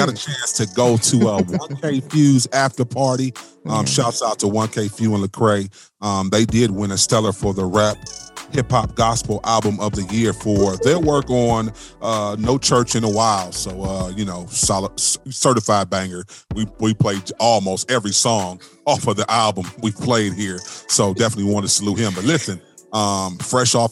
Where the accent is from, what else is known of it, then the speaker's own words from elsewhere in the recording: Cleveland, Ohio, United States; I'm from Cleveland